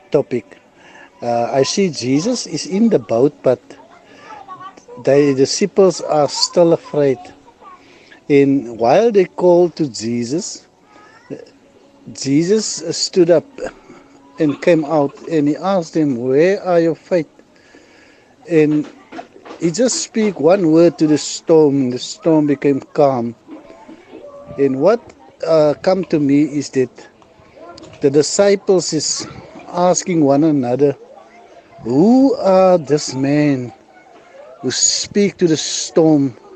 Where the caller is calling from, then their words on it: Gouda, Western Cape, South Africa; I'm here from Gouda in the Western Cape.